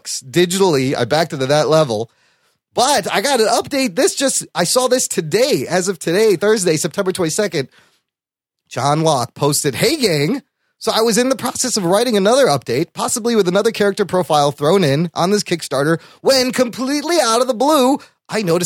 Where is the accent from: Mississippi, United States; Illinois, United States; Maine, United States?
Illinois, United States; Chicago; I was born in Chicago